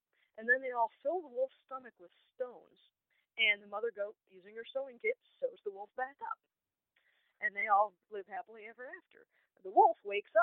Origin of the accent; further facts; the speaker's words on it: Chicago suburbs, Illinois, United States; now in Peoria, United States; I grew up about 2.5 hours north in the Chicago suburbs